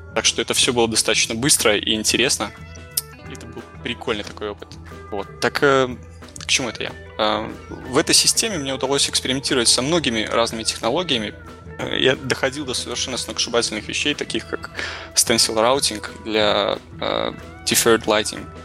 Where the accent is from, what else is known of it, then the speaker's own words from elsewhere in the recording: Belarus; moved away as an adult; now in Toronto, Canada; я вырос и отучился в Беларуси, после чего устроился в небольшую геймдев-компанию, которая меня успешно перевезла в Торонто.